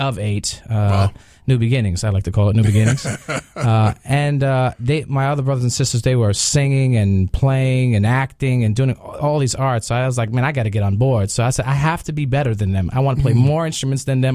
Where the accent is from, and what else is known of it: New York, United States